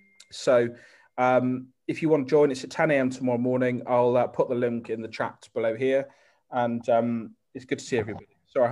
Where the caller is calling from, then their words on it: South West England, United Kingdom; Hello, everybody. Good afternoon from sunny Cornwall.